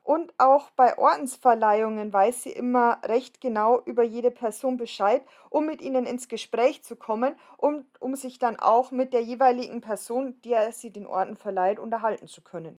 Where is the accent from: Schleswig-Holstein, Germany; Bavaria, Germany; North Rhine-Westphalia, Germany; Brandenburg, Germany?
Bavaria, Germany; Bavarian Forest, Germany; in meiner Heimat im Bayerischen Wald